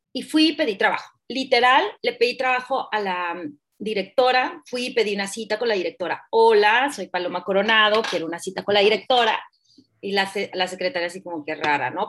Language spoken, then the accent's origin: Spanish; Hermosillo, Sonora, Mexico; also born or lived in Mexico City; yo soy de Sonora, de Hermosillo, Sonora, de hecho vivo acá